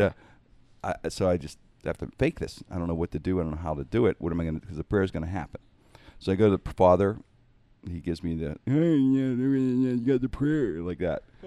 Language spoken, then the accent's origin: English; Pittsburgh, Pennsylvania, United States; It's where I grew up. Twelfth Street, I grew up in Penn Avenue rear.